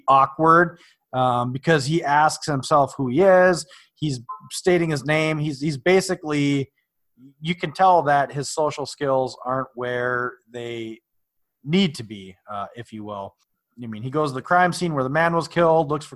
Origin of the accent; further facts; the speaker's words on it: Virginia, Minnesota, United States; literally my hometown